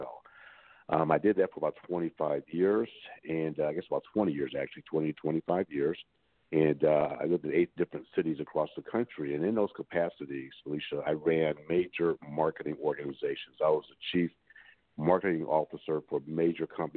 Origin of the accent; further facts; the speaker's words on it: Detroit, Michigan, United States; I am from Detroit. I'm a Detroit native, was born and raised here in the city of Detroit